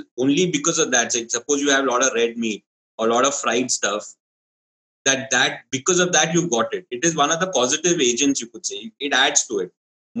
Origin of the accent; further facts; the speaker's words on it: Kerala, India; even I'm from Kerala